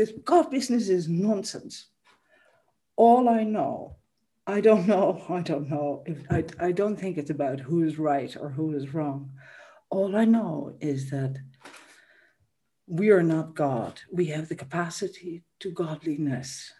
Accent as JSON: {"language": "English", "town": "Amsterdam", "region": "North Holland", "country": "Netherlands", "tie": "born or raised there", "moved": "yes", "said": "I grew up in a city. I grew up in Amsterdam"}